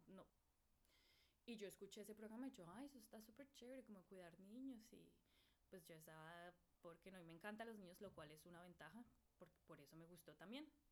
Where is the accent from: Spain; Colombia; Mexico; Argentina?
Colombia; Bogotá; moved away; esa es quién soy yo, eh, de Bogotá, Colombia